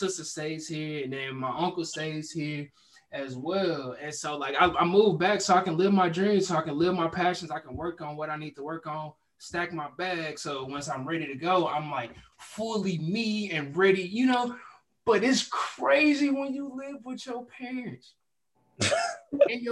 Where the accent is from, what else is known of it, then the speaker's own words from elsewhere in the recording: Houston, Texas, United States; also born or lived in Dallas; I moved back to my hometown in Houston